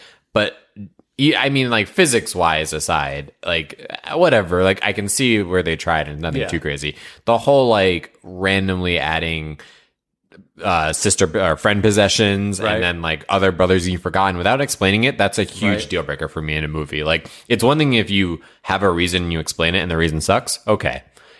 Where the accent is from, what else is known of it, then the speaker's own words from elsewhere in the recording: Northeast, United States; Yeah, I grew up in the Northeast, so lots of wooded areas.